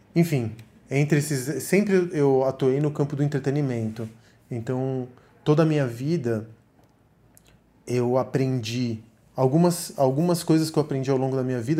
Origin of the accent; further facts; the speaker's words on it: Argentina; moved away; also born or lived in Miami / Sweden / São Paulo; Eu sou argentino